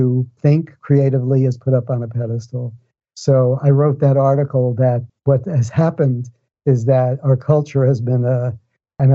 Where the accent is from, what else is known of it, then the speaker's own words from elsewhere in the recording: New York City, New York, United States; I grew up in New York City, and I grew up in the Bronx